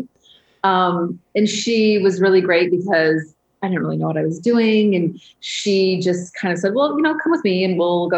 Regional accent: Michigan, United States; moved away as an adult; also born or lived in New York; I grew up in Michigan

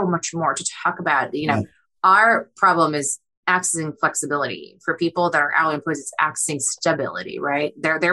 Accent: Boston, Massachusetts, United States; born or raised there; English is a second language; also born or lived in Kyiv, Ukraine

